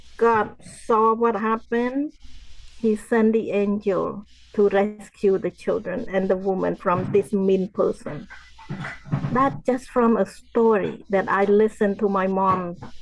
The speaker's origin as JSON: {"language": "English", "country": "Cambodia", "tie": "born or raised there", "moved": "yes", "lives_now": "United States", "said": "growing up in Cambodia"}